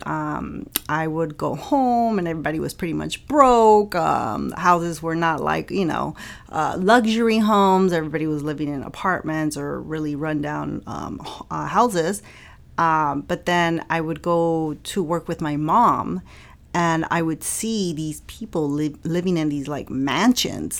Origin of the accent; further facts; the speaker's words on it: Inglewood, California, United States; I was raised in Inglewood